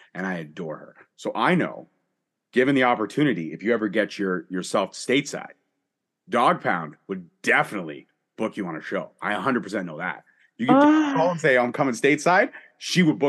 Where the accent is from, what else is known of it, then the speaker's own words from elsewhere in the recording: Canada; we're both Canadian